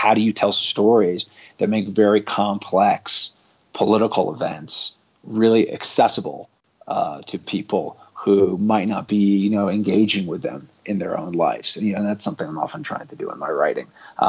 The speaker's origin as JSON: {"language": "English", "region": "London", "country": "United Kingdom", "tie": "born or raised there", "said": "I think, you know, one layer is I grew up abroad in London."}